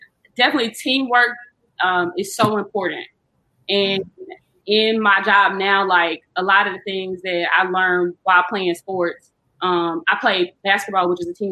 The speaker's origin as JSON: {"language": "English", "town": "Jackson", "region": "Mississippi", "country": "United States", "tie": "born or raised there", "also_born_or_lived": "Indiana", "moved": "as an adult", "said": "I grew up in Jackson."}